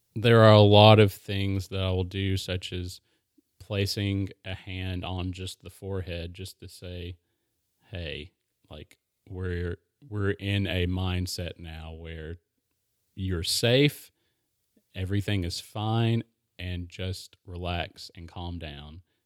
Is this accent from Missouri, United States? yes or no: no; Maryville, Tennessee, United States; I I grew up in Maryville